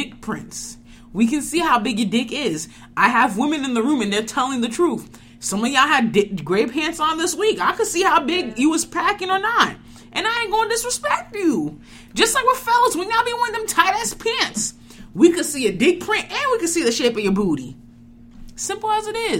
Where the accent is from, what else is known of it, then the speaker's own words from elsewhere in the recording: Florida, United States; I was kind of raised in Florida.